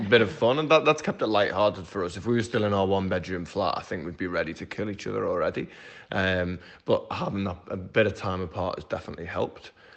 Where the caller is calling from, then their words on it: Melbourne, Victoria, Australia; we're calling from Melbourne in Australia